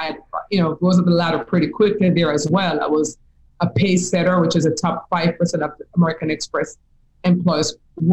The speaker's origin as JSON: {"language": "English", "country": "Jamaica", "moved": "yes", "said": "If you can hear my accent, you'll know I'm from Jamaica, right? I'm from the Caribbean."}